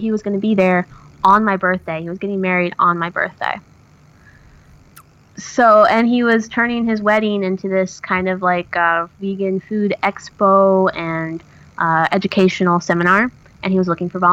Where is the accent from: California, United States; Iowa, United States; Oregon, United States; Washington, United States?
Oregon, United States; moved away as an adult; my hometown, which you have to realize, in Oregon, my hometown had 14,000 people.